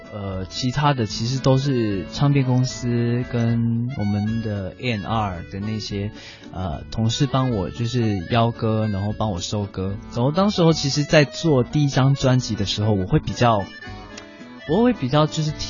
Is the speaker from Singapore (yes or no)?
yes; Singapore; 我是来自新加坡这么一个小小的岛国